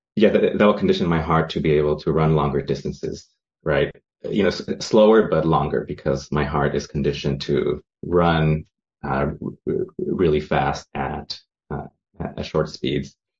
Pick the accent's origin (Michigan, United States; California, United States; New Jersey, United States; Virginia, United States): California, United States; San Francisco; I am from San Francisco, California, over in the foggy uh, Presidio